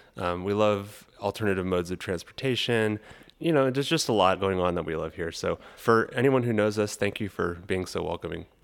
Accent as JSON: {"language": "English", "town": "Los Angeles", "region": "California", "country": "United States", "tie": "born or raised there", "also_born_or_lived": "San Diego, California", "moved": "as an adult", "lives_now": "Fayetteville, United States", "said": "I'm originally from Los Angeles, California and I lived there for my first eighteen years"}